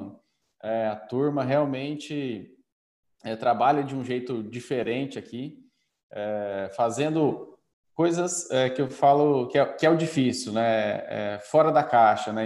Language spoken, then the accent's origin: Portuguese; Campo Grande, Mato Grosso do Sul, Brazil; born or raised there; also born or lived in northern Paraná